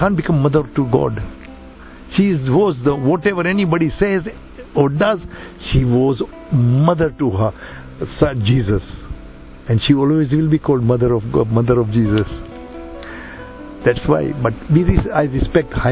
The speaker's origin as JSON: {"language": "English", "country": "India", "said": "I'm Indian."}